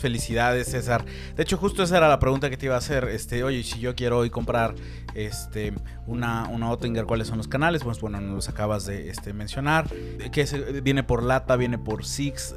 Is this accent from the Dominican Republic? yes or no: no; Mexico; somos mexicanos